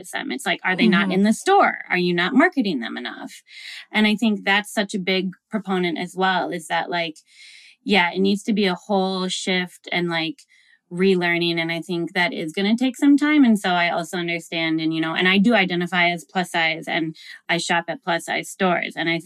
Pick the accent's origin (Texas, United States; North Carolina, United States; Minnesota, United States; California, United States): Minnesota, United States; Minneapolis; I'm from Minnesota. I'm from Minneapolis.